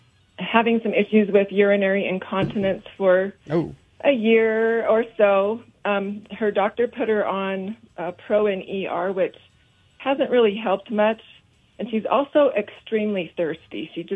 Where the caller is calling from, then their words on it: West Jordan, Utah, United States; West Jordan.